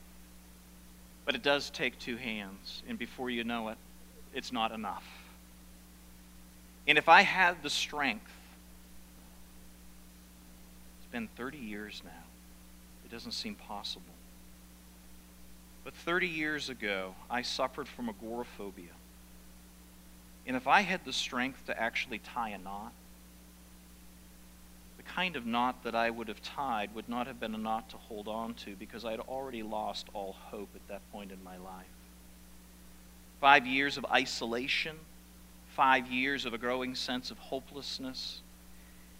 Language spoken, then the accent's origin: English; South Paris, Maine, United States; the upstairs farmhouse that I grew up in South Paris, Maine, 30 years ago